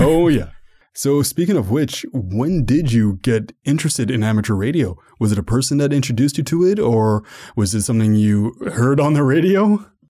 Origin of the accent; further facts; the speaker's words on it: Canada; I'm from Canada